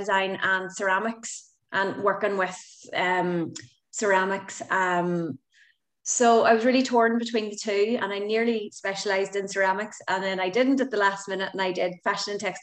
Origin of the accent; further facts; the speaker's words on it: Belfast, Northern Ireland, United Kingdom; now in Galway, Ireland; I'm from Belfast, but Galway is my home now